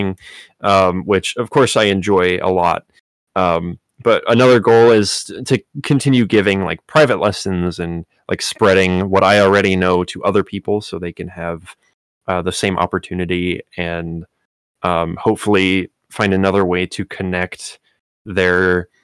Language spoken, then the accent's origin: English; Chicago, Illinois, United States; also born or lived in Miami; I'm from Chicago